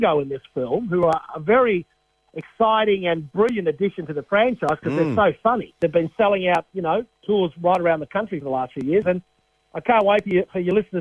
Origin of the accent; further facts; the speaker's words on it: Australia; I grew up in Australia